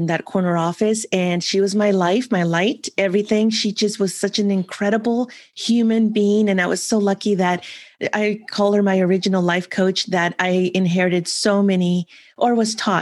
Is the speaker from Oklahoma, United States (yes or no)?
no; San Francisco, California, United States; also born or lived in another country (unnamed); I grew up in another country where my maternal grandparents raised me up until the age of 11. And then we moved back to San Francisco where I was born